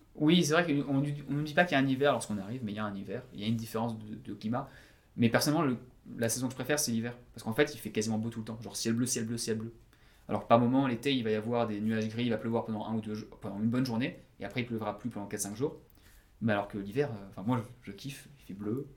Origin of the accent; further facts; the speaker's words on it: Breton, Brittany, France; moved away as an adult; also born or lived in Paris, France / Perth, Australia; now in Sydney, Australia; je suis breton